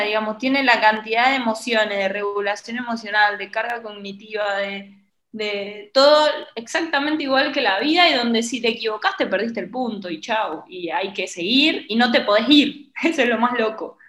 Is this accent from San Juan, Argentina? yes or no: yes; San Juan, Argentina; now in Buenos Aires, Argentina; yo soy de San Juan, vivo en Buenos Aires